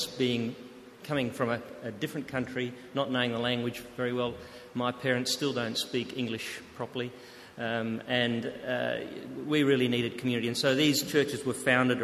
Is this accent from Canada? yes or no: no; Adelaide, South Australia, Australia; also born or lived in Netherlands / Tasmania; I grew up in Adelaide, in the Christian Reformed Church of Adelaide